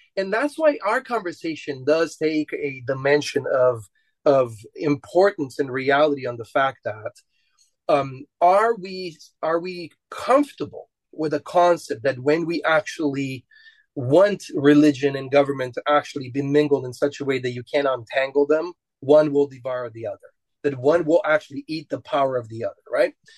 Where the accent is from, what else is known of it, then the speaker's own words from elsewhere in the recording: Romania; I'm Romanian and we come from the Romans.